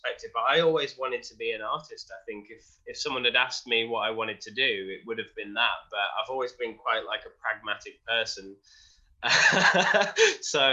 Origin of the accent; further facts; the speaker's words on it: Wolverhampton, West Midlands, United Kingdom; I was born in Wolverhampton, which is in the Midlands in the UK, just by Birmingham